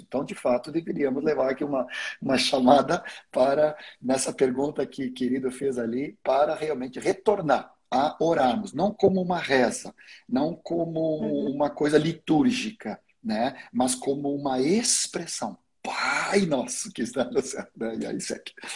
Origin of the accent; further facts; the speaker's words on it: Sweden; first language Swedish; Portuguese is a second language; now in Brazil; eu nasci na Suécia, então a minha língua materna é sueco. Claro que depois de 50 anos no Brasil, eu, eu já consegui dominar o português, basicamente.